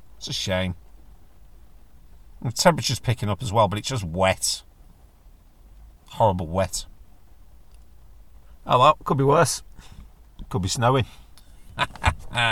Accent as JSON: {"language": "English", "country": "United Kingdom", "said": "I'm British"}